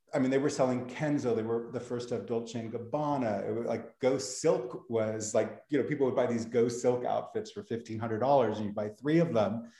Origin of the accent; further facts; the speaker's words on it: Beverly Hills, California, United States; also born or lived in East Los Angeles; I'm originally from Los Angeles. I was born in East LA and grew up in Beverly Hills